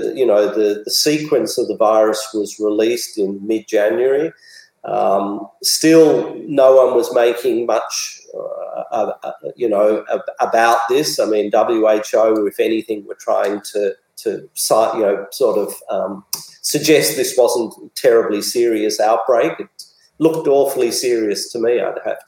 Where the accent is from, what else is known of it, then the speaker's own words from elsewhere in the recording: Australia; I'm a very proud Australian